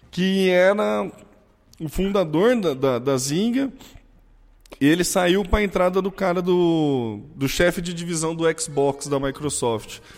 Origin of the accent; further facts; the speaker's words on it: São Carlos, São Paulo, Brazil; Eu falo mobile porque eu sou de São Carlos.